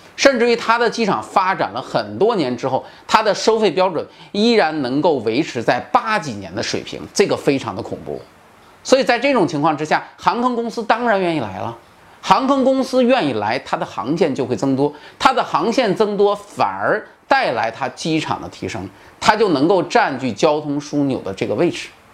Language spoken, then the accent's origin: Chinese; China; 在我们中国人的习惯里面